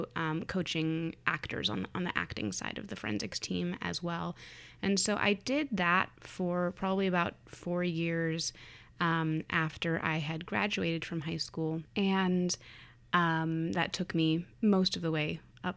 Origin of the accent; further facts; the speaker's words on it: Wisconsin, United States; I was attending one of the two-year University of Wisconsin schools that's actually in my hometown